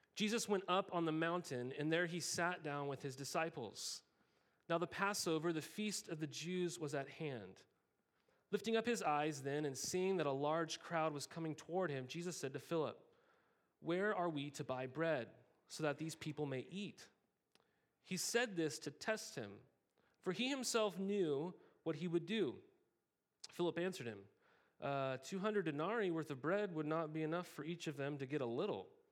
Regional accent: Montana, United States; as a kid, I grew up in Montana

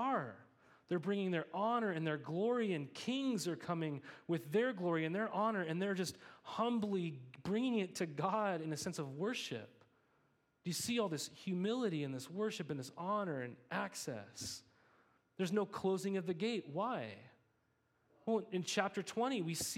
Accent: Montana, United States; I grew up in Montana

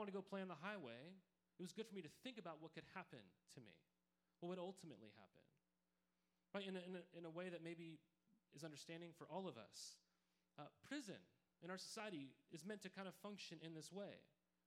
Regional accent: Montana, United States; growing up in Montana was a place you could play in just like it was heaven any season of the year

